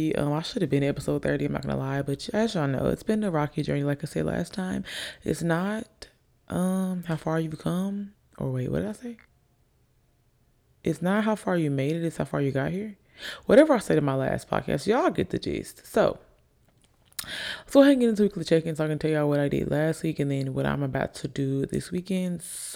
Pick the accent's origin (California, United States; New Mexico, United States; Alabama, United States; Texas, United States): Alabama, United States; also born or lived in Virginia / Italy / Jacksonville, Florida; I say I'm from Alabama because I've been here the longest. I've been here since I was about 8. I've been here since I was about 8. I was born in Virginia, moved to Italy, moved to Jacksonville, Florida, and then here we are.